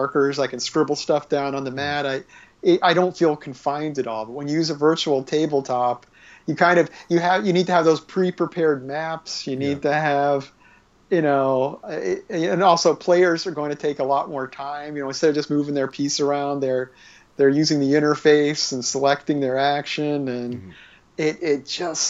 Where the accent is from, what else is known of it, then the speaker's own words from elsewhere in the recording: Australia; I'm being from Australia. When I'm down in Australia